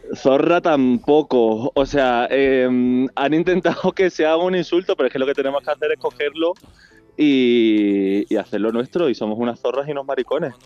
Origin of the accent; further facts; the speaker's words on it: Málaga, Andalusia, Spain; Soy el peor malagueño del mundo